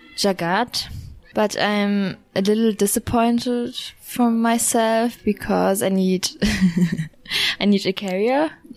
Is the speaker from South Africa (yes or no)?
no; Germany; I'm from Germany.